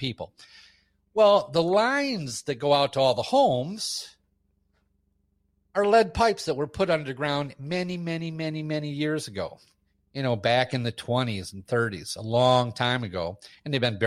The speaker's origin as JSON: {"language": "English", "town": "Flint", "region": "Michigan", "country": "United States", "tie": "born or raised there", "said": "I actually don't live in Flint now. I grew up in Flint as a child"}